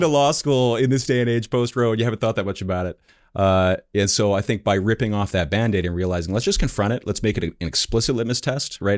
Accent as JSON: {"language": "English", "town": "Philadelphia", "region": "Pennsylvania", "country": "United States", "tie": "born or raised there", "said": "I grew up in the Philadelphia area"}